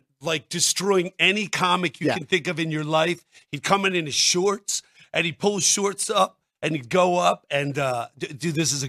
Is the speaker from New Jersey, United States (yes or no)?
yes; New Jersey, United States; I'm from New Jersey.